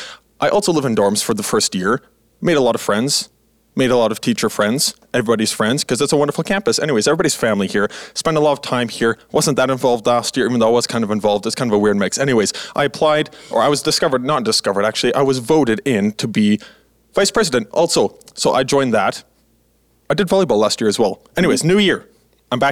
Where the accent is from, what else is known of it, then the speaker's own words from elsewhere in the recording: Manitoba, Canada; also born or lived in Alberta; And January, you know, I come from Manitoba and Alberta, you know, all across the prairies.